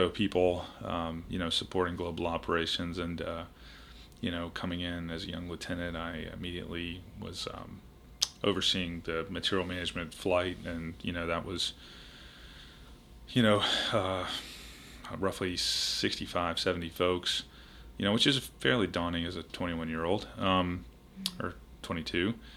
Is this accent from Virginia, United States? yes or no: yes; Richmond, Virginia, United States; moved away as an adult; also born or lived in Charleston, South Carolina; I grew up in Richmond, Virginia